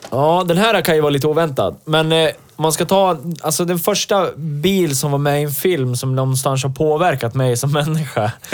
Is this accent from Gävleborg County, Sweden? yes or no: yes; Hälsingland, Gävleborg County, Sweden; mina hemtrakter